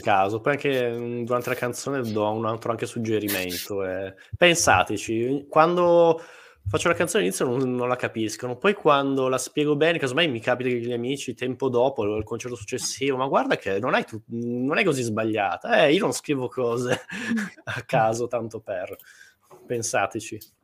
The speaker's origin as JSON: {"language": "Italian", "town": "Turin", "region": "Piedmont", "country": "Italy", "said": "io sono di Torino."}